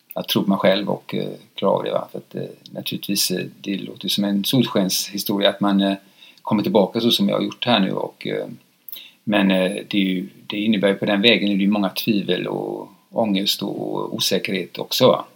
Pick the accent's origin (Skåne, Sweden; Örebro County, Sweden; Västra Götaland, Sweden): Västra Götaland, Sweden; Gothenburg; jag kommer från Frölunda